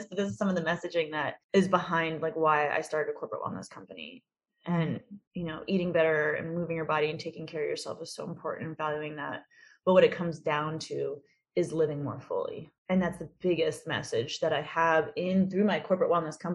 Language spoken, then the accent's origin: English; United States; I'm an American girl